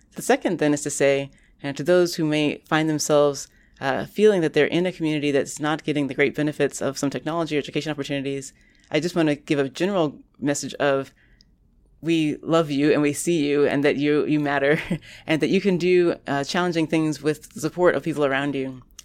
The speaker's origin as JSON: {"language": "English", "town": "Orlando", "region": "Florida", "country": "United States", "tie": "born or raised there", "moved": "yes", "lives_now": "Boston, United States", "said": "now that I live in Boston, which is quite far from the hometown where I grew up in Orlando, Florida"}